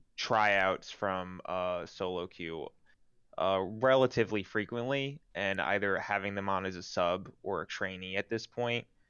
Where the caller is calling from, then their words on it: Jersey City, New Jersey, United States; I'm calling from Jersey City